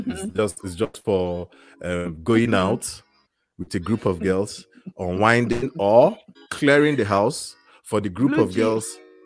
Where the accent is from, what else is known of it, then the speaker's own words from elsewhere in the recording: Calgary, Alberta, Canada; from Calgary, Canada, and this is the Breakfast by BlueJeans show.